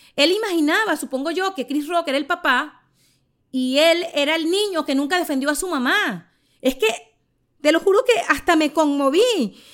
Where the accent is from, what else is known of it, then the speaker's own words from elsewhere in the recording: Charallave, Miranda, Venezuela; moved away as an adult; now in Miami, United States; Soy una humilde venezolana criada en Charallave que decidió vivir hace más de dos décadas en Estados Unidos y se convirtió en madre en Miami